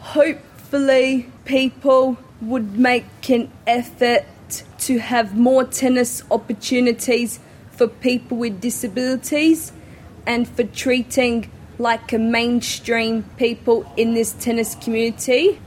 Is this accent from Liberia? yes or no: no; Adelaide, South Australia, Australia; I am from Adelaide, South Australia.